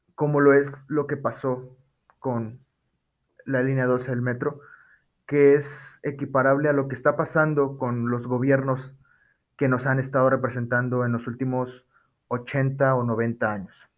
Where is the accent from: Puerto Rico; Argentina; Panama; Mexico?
Mexico; nosotros los mexicanos